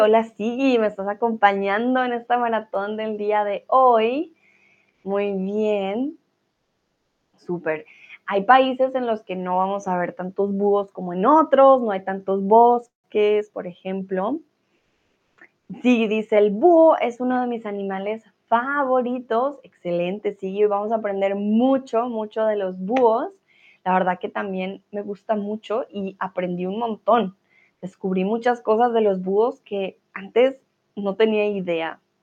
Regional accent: Colombia; now in Germany; Soy de Colombia, pero vivo en Alemania.

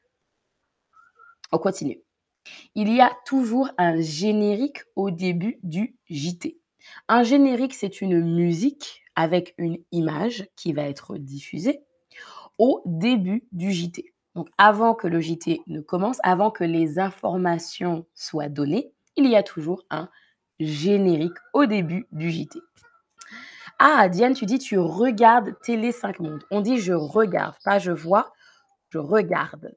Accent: Paris region, Île-de-France, France; accent: Parisian; j'ai grandi en région parisienne, du coup, j'ai un accent de la région de Paris ou parisien

